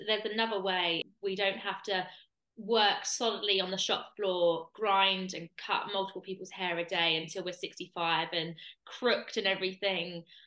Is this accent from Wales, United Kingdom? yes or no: no; Kent, South East England, United Kingdom; moved away; I'm from Kent originally.